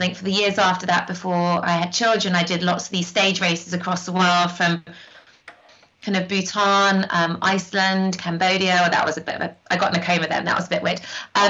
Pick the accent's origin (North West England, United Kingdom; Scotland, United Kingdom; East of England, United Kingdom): North West England, United Kingdom; And I grew up hiking in the Lake District. My grandma's in the Lake District.